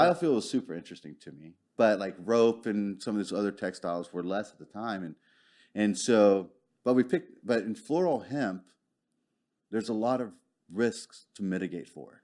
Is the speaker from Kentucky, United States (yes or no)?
no; Arlington, Texas, United States; also born or lived in Houston / Dallas; I'm originally from Arlington.